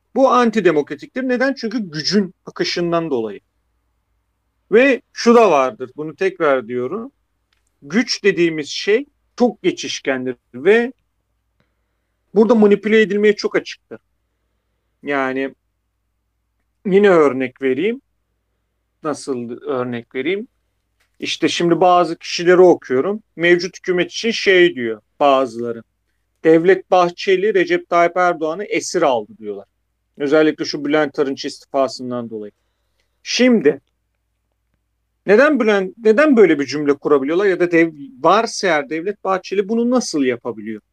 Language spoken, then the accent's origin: Turkish; Black Sea Region, Turkey; ben de Karadenizliyim